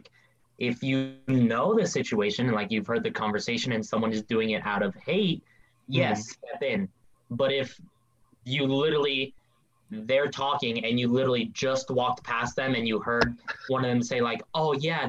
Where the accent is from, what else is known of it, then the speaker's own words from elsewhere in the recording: Mexico; Yeah, like even me, like being friggin' Mexican